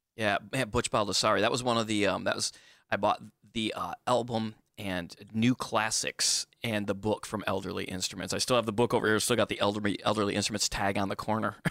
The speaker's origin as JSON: {"language": "English", "town": "Bay City", "region": "Michigan", "country": "United States", "tie": "born or raised there", "moved": "yes", "lives_now": "Charleston, United States", "said": "I'm also from Michigan originally"}